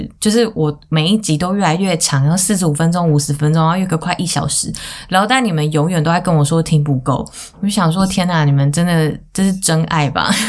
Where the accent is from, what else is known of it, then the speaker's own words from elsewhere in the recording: Taiwan; 我是嗯土生土长的台湾人。